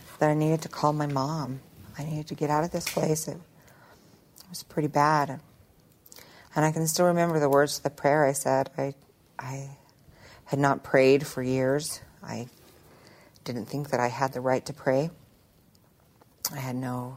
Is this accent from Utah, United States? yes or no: yes; Roosevelt, Utah, United States; also born or lived in Salt Lake City / Ogden; I'm from Roosevelt, and I have this little podunk town out in the middle of nowhere